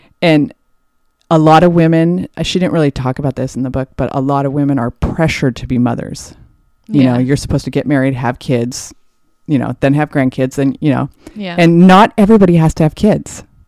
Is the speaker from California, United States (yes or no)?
yes; Anaheim Hills, California, United States; I grew up in Anaheim Hills.